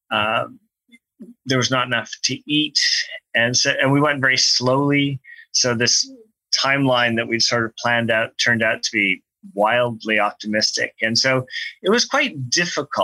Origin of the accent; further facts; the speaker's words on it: Thunder Bay, Ontario, Canada; also born or lived in Tanzania; a kid growing up in Thunder Bay, Ontario